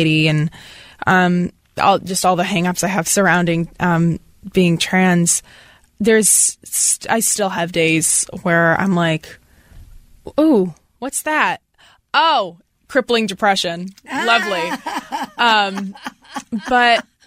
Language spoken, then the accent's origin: English; Portland, Maine, United States; I'm from Maine.